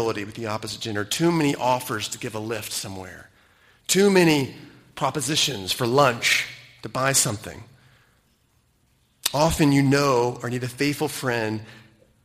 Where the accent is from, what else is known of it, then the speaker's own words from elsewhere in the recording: United States; moved away as an adult; now in Cayman Islands; having grown up in the United States